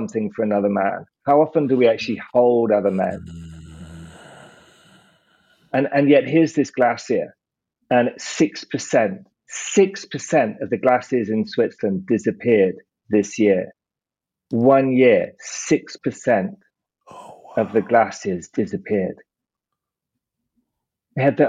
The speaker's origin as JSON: {"language": "English", "country": "United Kingdom", "said": "I'm British"}